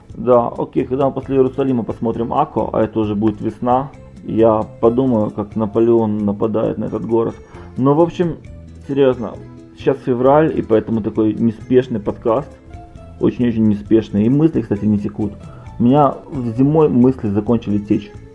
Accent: Odesa, Odesa Oblast, Ukraine; я же из Одессы

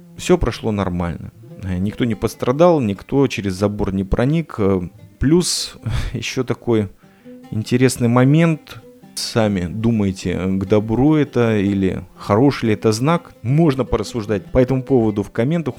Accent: Riga, Latvia; now in Petah Tikva, Israel; вырос, родился в этом городе Рига

